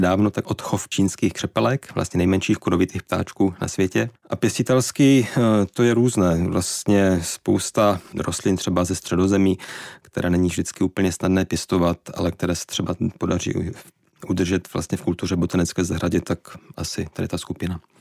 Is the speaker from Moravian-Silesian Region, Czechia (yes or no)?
yes; Štramberk, Moravian-Silesian Region, Czechia; now in Prague, Czechia; pocházím ze Severní Moravy, ze Štramberka